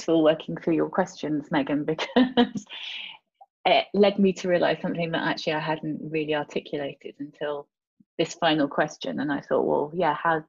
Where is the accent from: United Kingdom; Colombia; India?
United Kingdom; moved away as an adult; also born or lived in France / Europe; I do see myself as British European